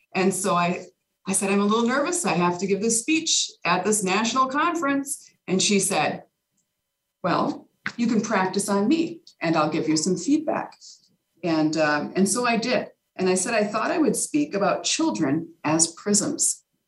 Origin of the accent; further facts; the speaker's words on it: Carver, Minnesota, United States; downtown Carver, which is uh, my hometown